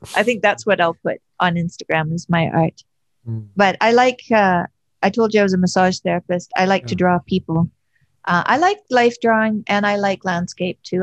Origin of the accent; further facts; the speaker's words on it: Fairview, Alberta, Canada; accent: Alberta; also born or lived in Montreal / Boston; now in Toronto, Canada; I'm from Alberta, and yeah. I lived in Montreal, and I lived in Boston, and now I live in Toronto. So my Alberta accent that people say they recognize. Oh, I don't think it's as strong as some of the people that I grew up with that are still there.